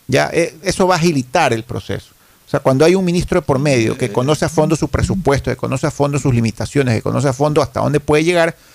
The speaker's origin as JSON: {"language": "Spanish", "country": "Ecuador"}